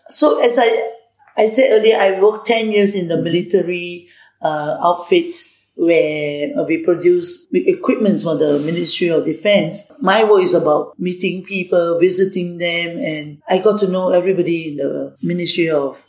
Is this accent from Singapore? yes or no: yes; Singapore; also born or lived in Malaysia; I grew up in uh, Malaysia and then later I migrated to Singapore at the age of eight. So I actually grew up as a Singaporean